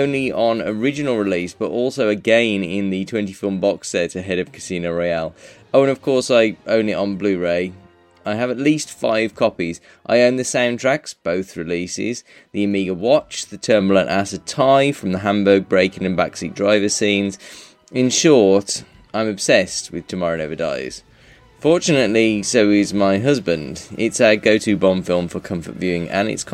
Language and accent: English; United Kingdom; we are British